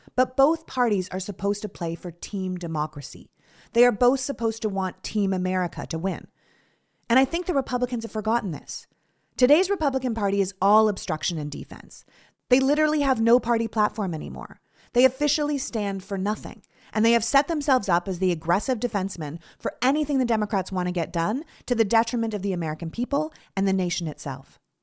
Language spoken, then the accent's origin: English; Toronto, Ontario, Canada; growing up in Toronto